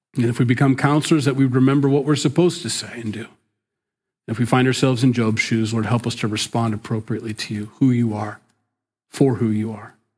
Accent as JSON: {"language": "English", "town": "Sioux City", "region": "Iowa", "country": "United States", "tie": "born or raised there", "moved": "yes", "said": "Sioux City, my hometown, my stomping grounds"}